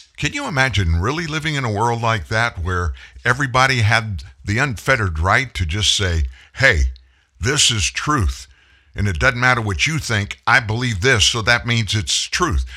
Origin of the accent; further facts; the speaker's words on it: Lafayette, Louisiana, United States; moved away; I'm from South Louisiana. My family, we were one of those stay in place, shelter in place families. We never one time, I lived in Lafayette, 50 miles from the Gulf of Mexico